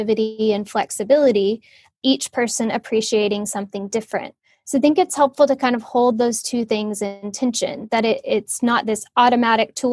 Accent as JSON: {"language": "English", "region": "Oklahoma", "country": "United States", "tie": "born or raised there", "also_born_or_lived": "Cambridge / Los Angeles", "moved": "as an adult", "lives_now": "West Palm Beach, United States", "said": "I grew up in Oklahoma"}